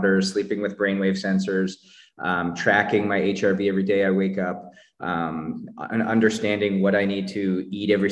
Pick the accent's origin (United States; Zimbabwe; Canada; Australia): Canada; I grew up in Canada